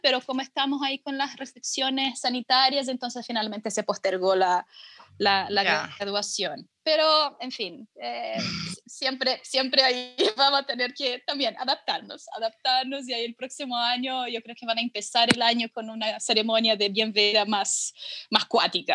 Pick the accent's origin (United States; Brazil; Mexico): Brazil; São Paulo; now in Chile; yo soy de São Paulo, sí. Yo soy de São Paulo eh, y, pero siempre, o sea, durante toda mi infancia y adolescencia